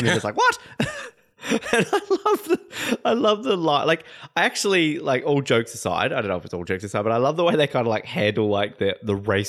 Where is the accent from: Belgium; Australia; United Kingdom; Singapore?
Australia; Hobart, Tasmania; I'm from Hobart.